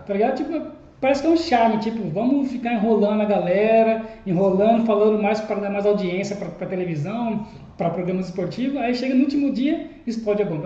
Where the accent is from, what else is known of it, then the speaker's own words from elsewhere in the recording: Cuiabá, Mato Grosso, Brazil; now in Porto, Portugal; sou de Cuiabá